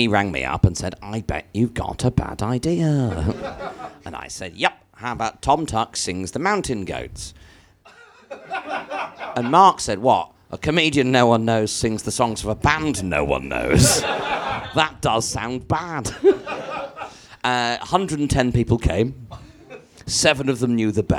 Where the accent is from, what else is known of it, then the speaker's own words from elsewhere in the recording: Bangladesh; moved away; I grew up in Bangladesh